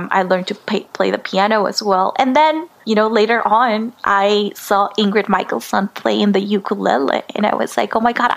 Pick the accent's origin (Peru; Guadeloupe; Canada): Peru; Lima; first language Spanish; English is a second language; moved away as an adult; now in Los Angeles, United States; I was born and raised in Lima, in Peru, but my parents, they migrated from China to Peru